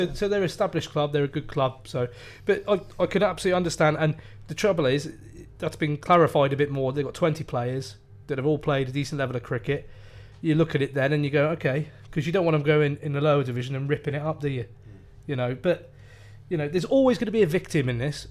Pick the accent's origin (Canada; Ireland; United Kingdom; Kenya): United Kingdom; Shrewsbury, West Midlands; I'm from Shrewsbury.